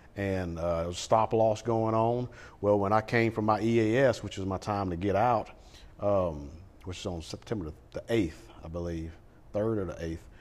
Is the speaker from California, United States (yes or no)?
no; Lake Charles, Louisiana, United States; now in Sulphur, United States; we didn't grow up in Sulphur. We grew up in Lake Charles